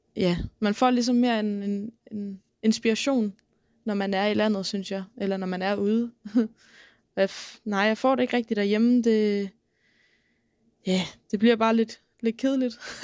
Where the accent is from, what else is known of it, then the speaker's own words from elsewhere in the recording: South Funen, Southern Denmark, Denmark; jeg kommer fra Sydfyn og har boet der siden jeg var ni år